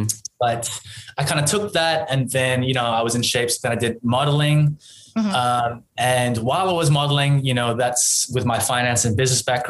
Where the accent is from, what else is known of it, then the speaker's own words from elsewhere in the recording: Perth, Western Australia, Australia; moved away as an adult; also born or lived in Singapore; now in Korea; I was born in Perth, Western Australia